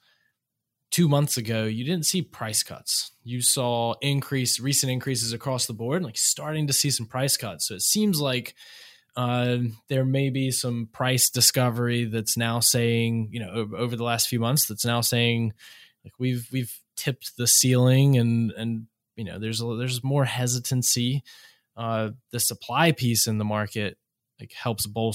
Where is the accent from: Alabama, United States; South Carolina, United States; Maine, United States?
South Carolina, United States; Murrells Inlet; now in Greenville, United States; I grew up on the coast of South Carolina and very different, growing up in a tourism focused town, right? Like it's a beach town, Myrtle Beach area. I grew up in Myrtle's Inlet, just south of there